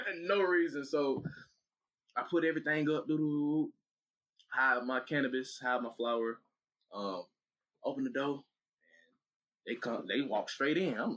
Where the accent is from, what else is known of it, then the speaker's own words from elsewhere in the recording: Atlanta, Georgia, United States; I'm from Atlanta. I know how to work my one.